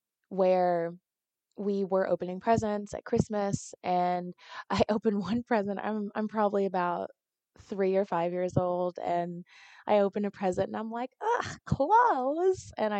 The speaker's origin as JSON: {"language": "English", "country": "Nigeria", "said": "I'm Nigerian, so I want to celebrate the things that, you know, that I feel very called to."}